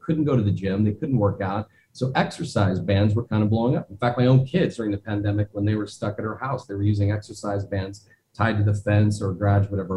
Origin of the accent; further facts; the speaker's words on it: Omaha, Nebraska, United States; I grew up in Omaha, Nebraska